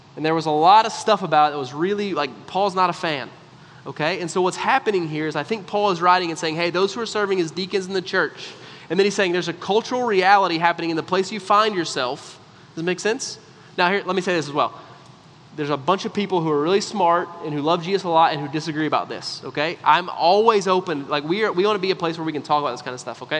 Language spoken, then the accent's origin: English; United States; because we're American